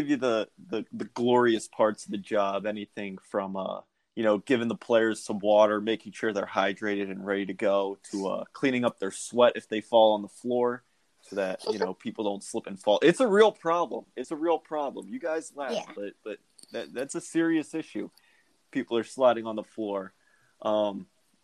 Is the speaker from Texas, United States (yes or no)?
no; New Jersey, United States; now in Arizona, United States; I am from New Jersey